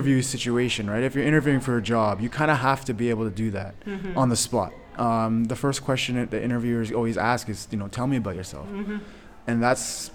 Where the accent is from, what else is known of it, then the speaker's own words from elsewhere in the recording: Belleville, Ontario, Canada; I grew up in Belleville, Ontario, so it's right next door.